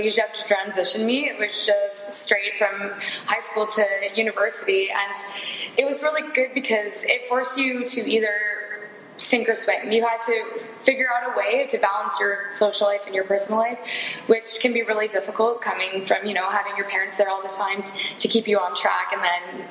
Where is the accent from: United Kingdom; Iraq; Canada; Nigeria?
Canada; Ontario; moved away as an adult; I'm from Ontario